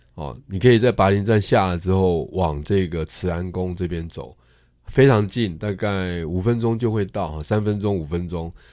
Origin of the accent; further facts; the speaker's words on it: Tainan, Taiwan; also born or lived in Chiayi; 其实我从小在台南长大